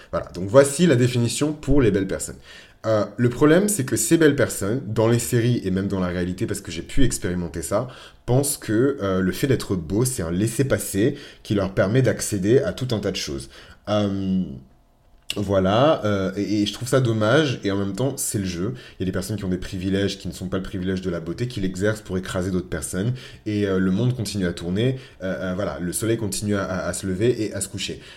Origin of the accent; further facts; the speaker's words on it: France; also born or lived in Benin; je suis français. Voilà. je suis franco-béninois